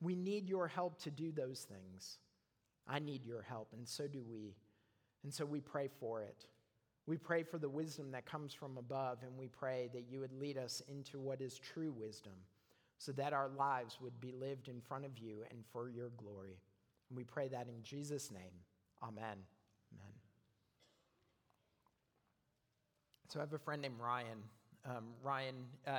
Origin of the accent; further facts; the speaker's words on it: Canada; moved away; I'm a Canadian